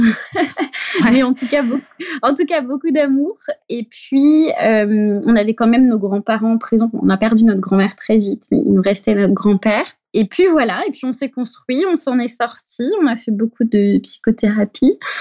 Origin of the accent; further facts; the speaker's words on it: Brittany, France; moved away as an adult; also born or lived in Paris; je suis bretonne, moi